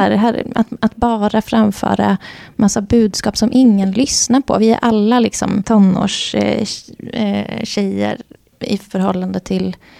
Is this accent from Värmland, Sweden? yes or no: yes; Värmland, Sweden; nu talar jag i mitt värmländska hjärta